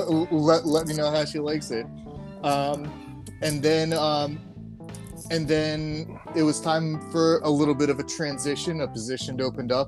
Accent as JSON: {"language": "English", "town": "Baltimore", "region": "Maryland", "country": "United States", "moved": "yes", "said": "we're both from Baltimore"}